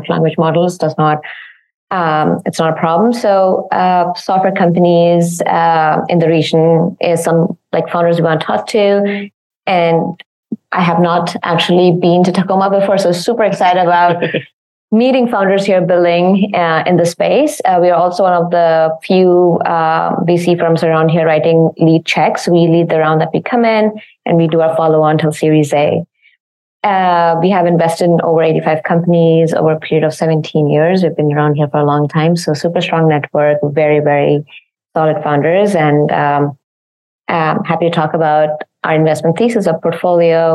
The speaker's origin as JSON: {"language": "English", "country": "India", "tie": "born or raised there", "moved": "as an adult", "lives_now": "Seattle, United States", "said": "the place I grew up in back in India"}